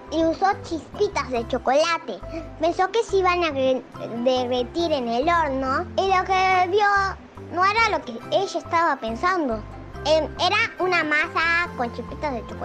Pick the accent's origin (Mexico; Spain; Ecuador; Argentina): Argentina; soy argentina